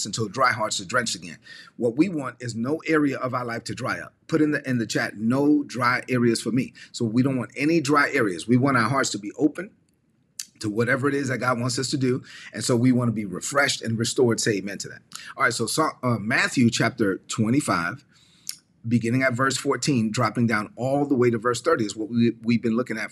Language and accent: English; La Vega, Dominican Republic; moved away; a Catholic church in my hometown of La Vega, Dominican Republic